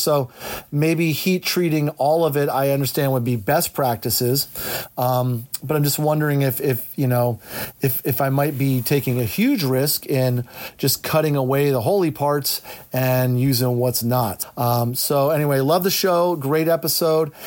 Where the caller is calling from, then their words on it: Central Pennsylvania, United States; I'm calling from Central Pennsylvania